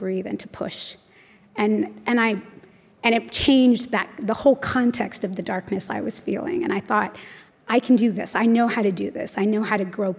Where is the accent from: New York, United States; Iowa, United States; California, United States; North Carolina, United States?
California, United States; Los Angeles; I was born and raised in Los Angeles.